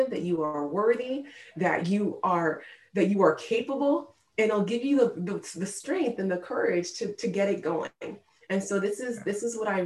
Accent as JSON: {"language": "English", "country": "United States", "tie": "born or raised there", "said": "My parents moved here from Nigeria when they were in their 20s, and then they had me and my two sisters here in America"}